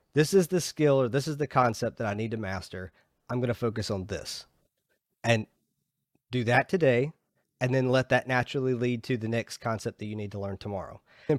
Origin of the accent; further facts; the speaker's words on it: Georgia, United States; I'm originally from Georgia.